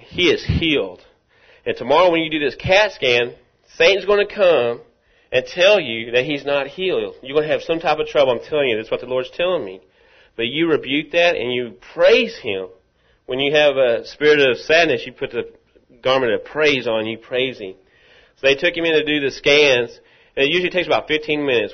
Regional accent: Rockwall, Texas, United States; I'm from Rockwall

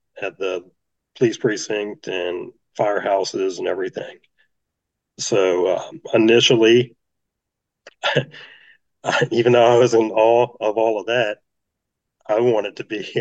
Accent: Virginia Beach, Virginia, United States; I was born and raised right here in the Virginia Beach area

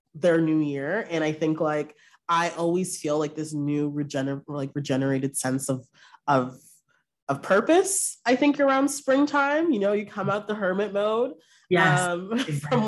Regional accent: Brampton, Ontario, Canada; moved away as an adult; now in Toronto, Canada; I'm from Brampton. Yes. I've lived in Toronto for a few years now

